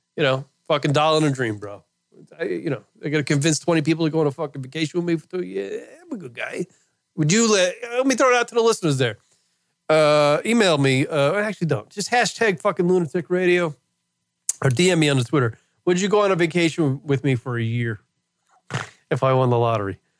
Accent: New York, United States; moved away; I lived in New York as a kid in my hometown.

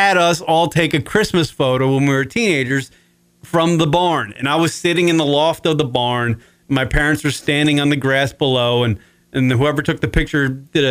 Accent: Wading River, New York, United States; Wading River, Long Island.

